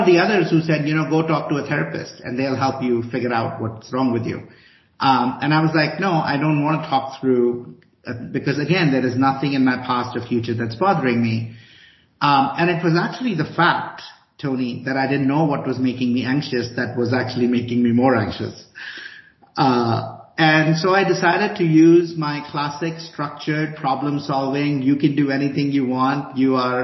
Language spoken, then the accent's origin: English; India; also born or lived in Chicago, United States; now in Boulder, United States; I grew up in India